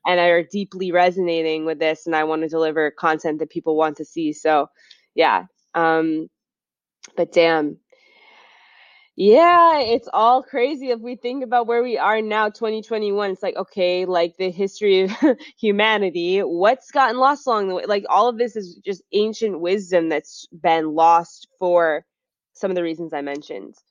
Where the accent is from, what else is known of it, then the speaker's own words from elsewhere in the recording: Beverly, Massachusetts, United States; I grew up in Beverly, Massachusetts, which is next to Salem